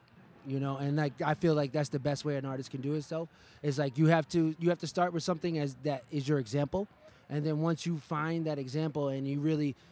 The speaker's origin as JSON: {"language": "English", "region": "New York", "country": "United States", "tie": "born or raised there", "moved": "yes", "lives_now": "Chicago, United States", "said": "I was born in New York and then I moved to Chicago. So my Harlem influence"}